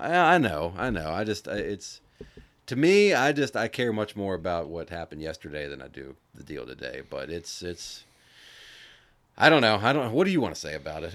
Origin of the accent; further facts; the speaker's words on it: United States; being American